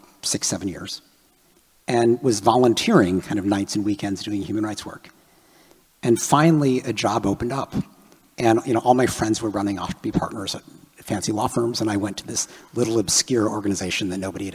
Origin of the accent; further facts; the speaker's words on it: Chicago, Illinois, United States; I grew up in Chicago